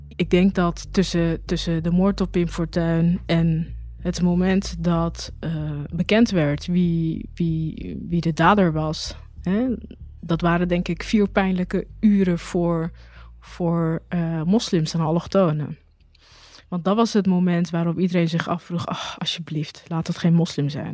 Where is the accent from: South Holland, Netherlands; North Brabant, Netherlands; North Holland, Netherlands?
South Holland, Netherlands; Rotterdam; Geboren Rotterdamse, geboren in Rotterdam-Noord. Nou, in 2002 eh, woonde ik in eh, Rotterdam-Noord, uh, vlak bij de Bergweg. Daar ben ik ook geboren, daar ben ik opgegroeid